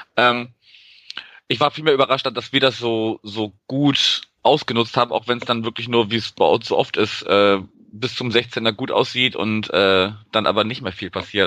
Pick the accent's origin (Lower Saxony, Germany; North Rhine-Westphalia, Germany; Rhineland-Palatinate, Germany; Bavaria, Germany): North Rhine-Westphalia, Germany; Wuppertal; moved away as an adult; also born or lived in Berlin; now in Hamburg, Germany; Also ich bin ja auch gar kein Norddeutscher gebürtig, sondern wohne erst seit zwei Jahren hier und äh, habe dann aus meiner Geburtsstadt Wuppertal noch so einen Umweg über Berlin gemacht, bevor ich hier gelandet bin